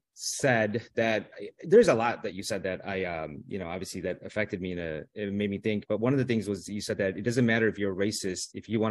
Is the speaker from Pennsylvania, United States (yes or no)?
no; Melrose Park, Illinois, United States; also born or lived in South India; I grew up in Melrose Park. So, but I grew up poor in a low income neighborhood.